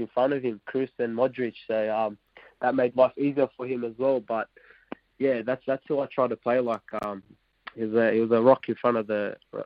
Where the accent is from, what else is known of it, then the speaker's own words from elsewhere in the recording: Australia; first language Arabic; now in Wellington, New Zealand; I'm Aussie and Iraqi.